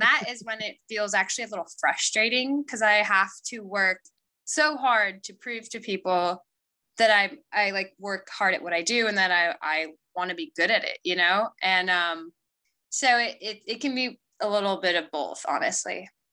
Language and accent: English; Paris, Île-de-France, France; moved away; also born or lived in Italy; I grew up, especially like in a culture in Paris